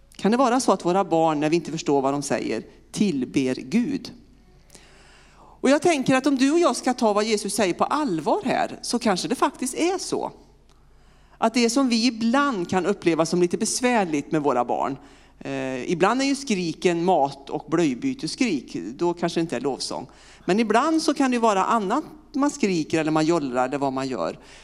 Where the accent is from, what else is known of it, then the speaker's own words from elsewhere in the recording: Vinninga, Västra Götaland, Sweden; accent: västgöte; moved away as an adult; also born or lived in Partille / Uppsala; now in Örkelljunga, Sweden; jag är född och uppvuxen eh, strax utanför Lidköping på ett en liten, ja, samhälle som heter Vinninga.